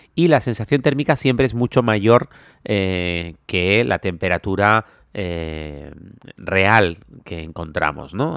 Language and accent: Spanish; Canary Islands, Spain; now in Thailand; soy canario, donde no solemos tener este tipo de tormentas